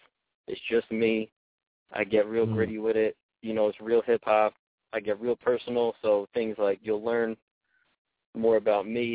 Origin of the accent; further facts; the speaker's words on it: Yonkers, New York, United States; I'm from Yonkers, New York, 914